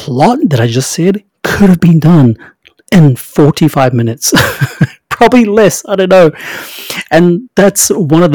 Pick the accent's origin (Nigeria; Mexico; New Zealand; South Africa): New Zealand; I'm from New Zealand